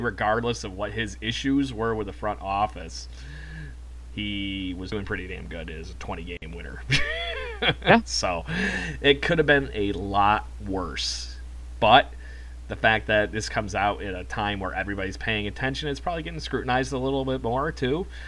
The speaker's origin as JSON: {"language": "English", "country": "United States", "said": "as an American"}